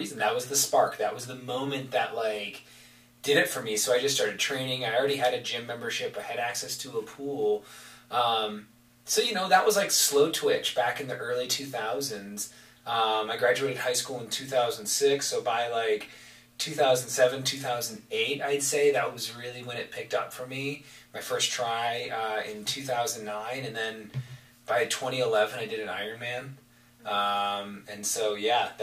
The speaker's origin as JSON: {"language": "English", "town": "Kalamazoo", "region": "Michigan", "country": "United States", "tie": "born or raised there", "said": "growing up in Kalamazoo, I was born and raised there"}